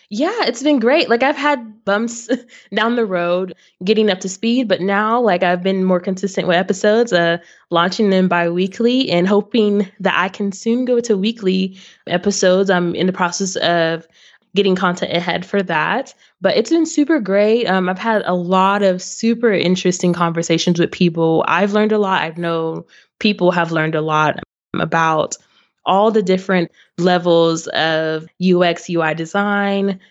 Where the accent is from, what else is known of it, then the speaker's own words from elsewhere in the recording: Waco, Texas, United States; also born or lived in Arlington, Texas / Grand Prairie, Texas / Addison, Texas; now in Irving, United States; I grew up actually in Waco, Texas